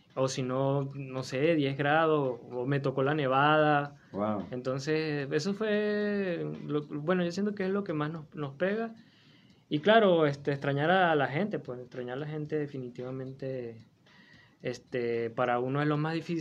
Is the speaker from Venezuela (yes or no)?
yes; Falcón, Venezuela; moved away as an adult; now in Torreón, Mexico; yo soy del estado Falcón